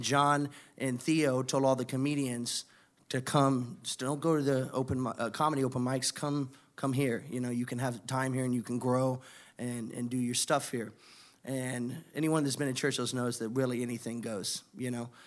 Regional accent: Indiana, United States; moved away as an adult; now in Miami, United States; I'm originally from Indiana

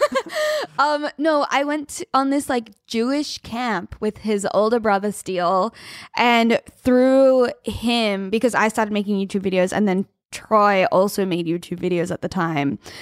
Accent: Australia; As an Australian

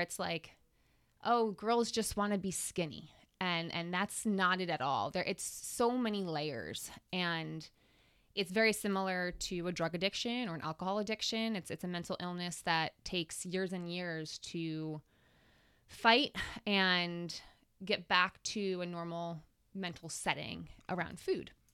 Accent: Long Island, New York, United States; I grew up on Long Island.

